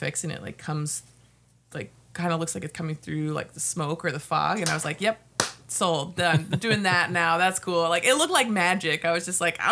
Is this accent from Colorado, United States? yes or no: no; Houston, Texas, United States; moved away as an adult; now in Minnesota, United States; I was born in Houston, Texas, and I came up here to the great state of Minnesota to go to college